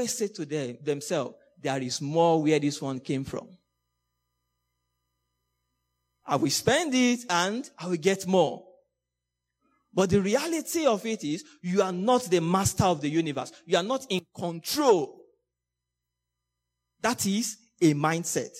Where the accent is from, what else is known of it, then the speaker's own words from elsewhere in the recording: Nigeria; moved away as an adult; also born or lived in Hong Kong; I'm a Nigerian. And I always remember, I think 2013, when I was about leaving Nigeria, I was going to Hong Kong.